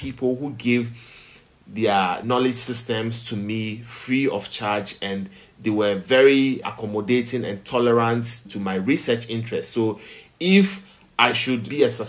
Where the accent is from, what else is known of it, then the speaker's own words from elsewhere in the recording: Accra, Greater Accra, Ghana; also born or lived in Volta Region, Ghana / Keta, Ghana; being a child raised as a Catholic in Accra, where you barely saw some of these things in some of the gated communities and the flats that we grew up in.